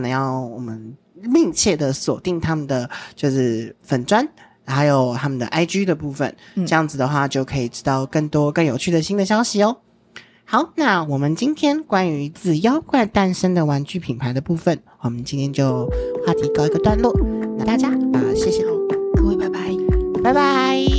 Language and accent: Chinese; Taiwan; 我们身为台湾人